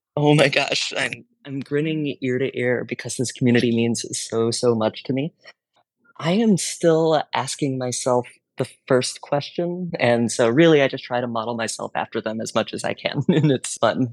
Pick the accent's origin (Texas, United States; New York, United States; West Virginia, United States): Texas, United States; I grew up in Texas, learned Spanish in high school